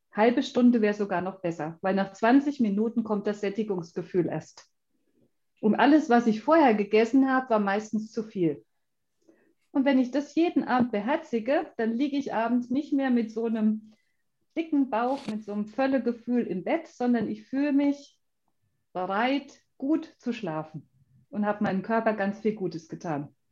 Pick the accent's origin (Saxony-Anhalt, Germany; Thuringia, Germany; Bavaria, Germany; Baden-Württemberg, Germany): Thuringia, Germany; Schmalkalden; also ich bin ja aus Schmalkalden